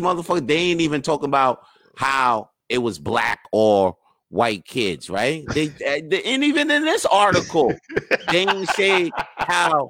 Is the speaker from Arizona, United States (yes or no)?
no; New York, United States; I'm from New York